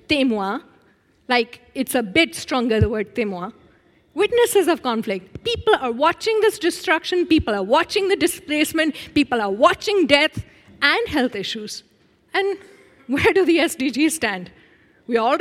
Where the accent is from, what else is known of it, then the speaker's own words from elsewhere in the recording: Pakistan; I'm 46 years old, and I'm from Pakistan.